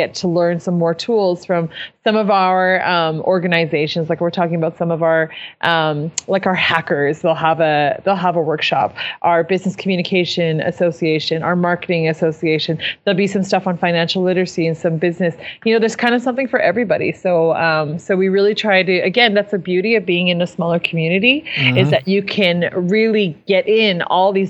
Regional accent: Saskatchewan, Canada; the kind of people that we are from Saskatchewan

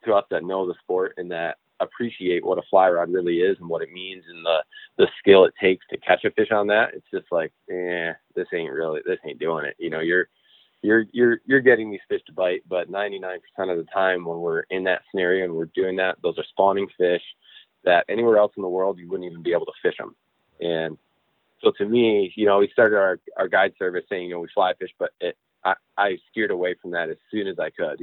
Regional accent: Newaygo, Michigan, United States; I grew up on the Muskegon River in the Newaygo area, always fishing.

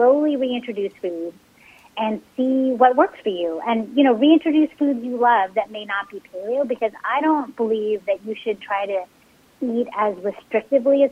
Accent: San Francisco Bay Area, California, United States; growing up in the San Francisco Bay Area, like, my mom cooked Cantonese Chinese food

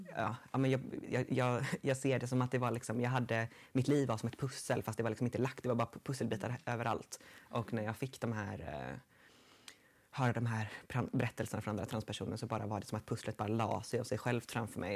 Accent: Gothenburg, Västra Götaland, Sweden; also born or lived in Dals Långed; jag kommer från Göteborg

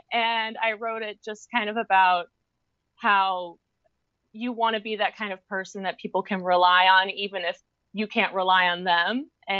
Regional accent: Chicago, Illinois, United States; I'm from Chicago, Illinois.

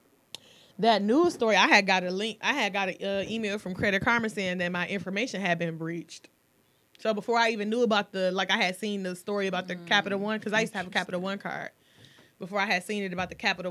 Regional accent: Detroit, Michigan, United States; I would definitely always be from Mac and McCullough

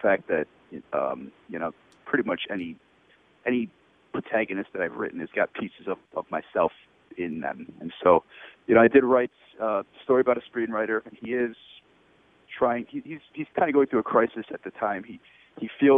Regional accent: Buffalo, New York, United States; moved away as an adult; also born or lived in Port St. Lucie, Florida / Woodstock area, New York / Mexico / Miami; now in San Diego, United States; I grew up in Buffalo

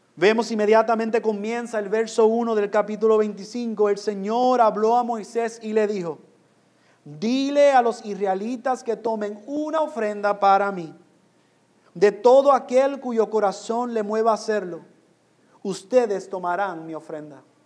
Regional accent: Puerto Rico; moved away; also born or lived in New York; aunque yo nací en Nueva York, yo soy puertorriqueño. Yo viví en Puerto Rico.

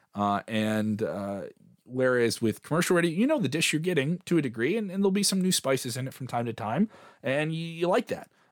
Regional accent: Chicago, Illinois, United States; I am a Chicagoan from the south side of Chicago

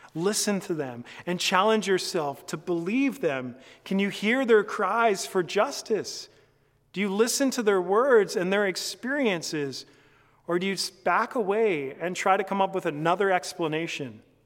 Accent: Canada; as a Canadian

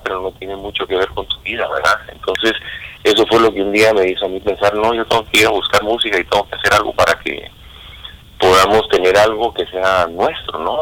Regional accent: Guatemala City, Guatemala Department, Guatemala; moved away; yo soy guatemalteco, nací en la ciudad

